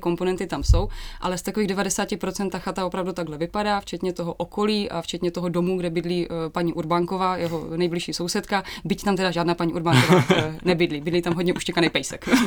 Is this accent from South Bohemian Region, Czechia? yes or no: no; Hodonín, South Moravian Region, Czechia; moved away; also born or lived in Olomouc